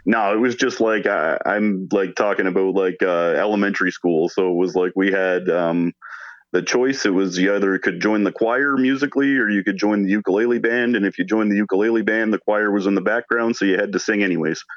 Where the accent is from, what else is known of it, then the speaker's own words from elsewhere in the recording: Hamilton, Ontario, Canada; I'm from Hamilton, Ontario